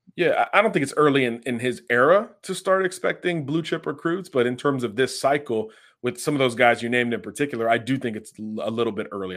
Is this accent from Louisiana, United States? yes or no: no; Florida, United States; down here in my home state of Florida